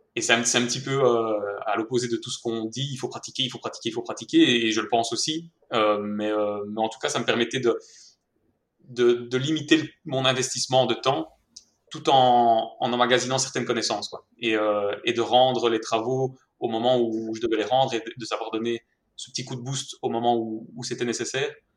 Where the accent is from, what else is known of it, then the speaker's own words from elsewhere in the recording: Mons, Wallonia, Belgium; accent: Belgian; je suis belge, si jamais ça ne s'était pas encore entendu à l'accent